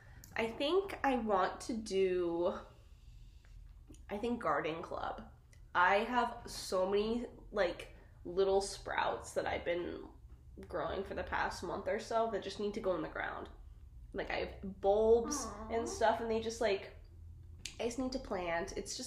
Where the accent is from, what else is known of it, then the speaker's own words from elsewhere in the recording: Colorado, United States; now in Portland, United States; Growing up in Colorado, I'm, having to overwater my plants.